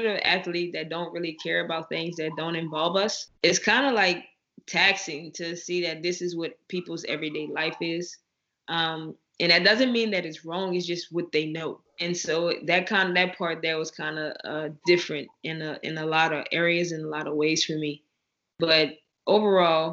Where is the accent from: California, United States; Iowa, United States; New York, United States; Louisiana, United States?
Louisiana, United States; I'm from Louisiana, so our seasoning is like none other.